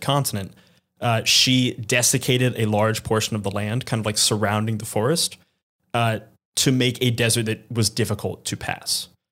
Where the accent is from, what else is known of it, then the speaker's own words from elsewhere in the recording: New York City, New York, United States; I'm thinking as a New Yorker